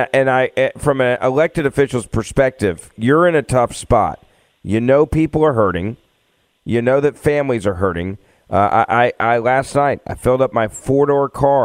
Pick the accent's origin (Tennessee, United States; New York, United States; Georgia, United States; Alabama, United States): Tennessee, United States; My home state of Tennessee